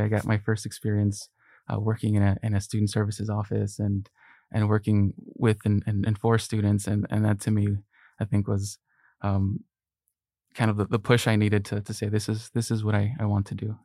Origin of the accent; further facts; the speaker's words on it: Long Beach, California, United States; English is a second language; also born or lived in Mexico; I was born in Mexico, and at the age of six, uh, my family and I immigrated here. uh, and specifically to Long Beach, California, which is where I, I've, I've grown up